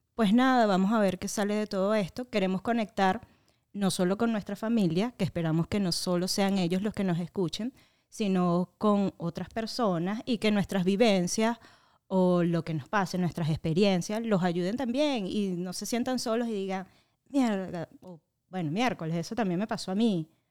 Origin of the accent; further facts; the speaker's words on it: Venezuela; moved away as an adult; now in Orlando, United States; soy una venezolana que emigró a Orlando, tengo creo que seis o siete años acá.